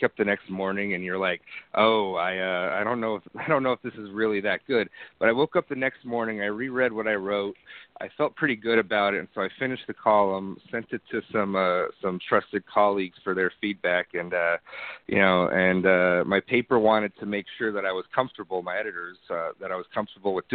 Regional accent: northeastern Pennsylvania, United States; now in Chicago, United States; the thin crust East Coast style pizza I grew up on back in northeastern Pennsylvania

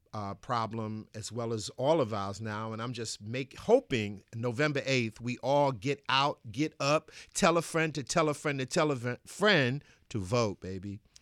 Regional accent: New York City, New York, United States; I grew up in Bed Stuy, Brooklyn

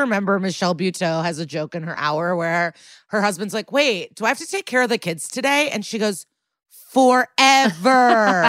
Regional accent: Illinois, United States; I'm from the Chicago suburbs.

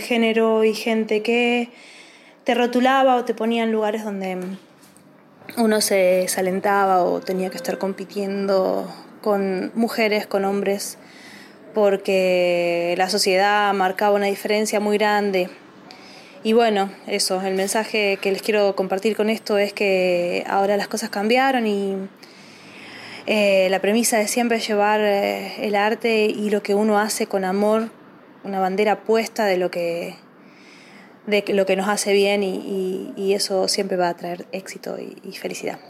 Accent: Rafaela, Santa Fe, Argentina; now in Rosario, Argentina; soy de Rafaela, provincia de Santa Fe, eh, pero vivo en Rosario

